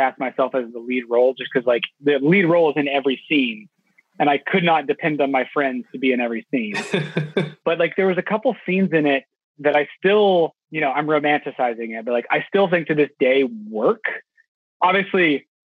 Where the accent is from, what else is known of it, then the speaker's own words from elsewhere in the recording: Houston, Texas, United States; I grew up in Houston, Texas